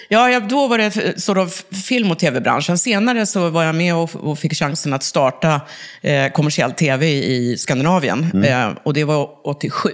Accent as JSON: {"language": "Swedish", "town": "Uppsala", "region": "Uppsala County", "country": "Sweden", "said": "Jag är från Uppsala ursprungligen"}